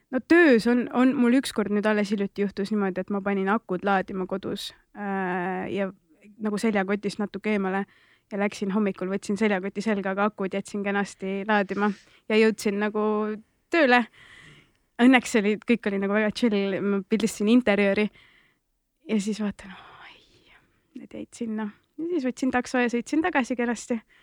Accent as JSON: {"language": "Estonian", "town": "Tallinn", "region": "Harju County", "country": "Estonia", "tie": "born or raised there", "said": "olen üles kasvanud Nõmmel, no laagris seal"}